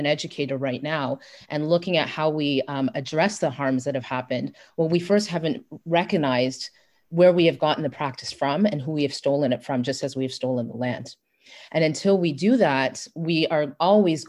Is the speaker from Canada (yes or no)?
yes; Brampton, Ontario, Canada; I am Canadian. I'm from Brampton.